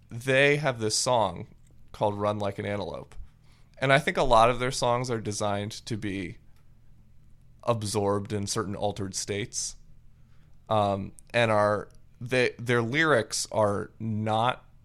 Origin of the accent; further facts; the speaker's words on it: Japan; um because I grew up in Japan.